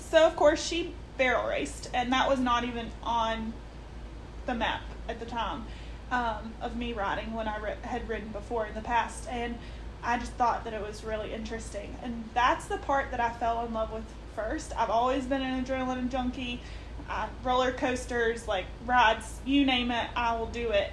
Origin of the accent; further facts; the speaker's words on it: Richwood, United States; I grew up in Richwood in the middle of town.